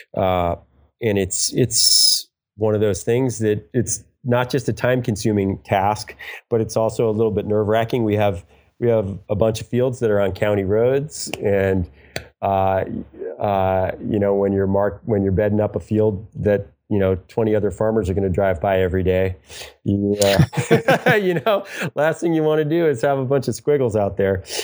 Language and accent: English; New York, United States; moved away as an adult; also born or lived in San Francisco; now in California, United States; I'm from New York. As I said, I was living in New York City